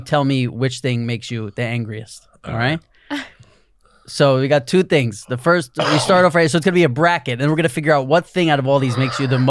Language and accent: English; New York City, New York, United States; I grew up on 92nd Street. I went to PS6.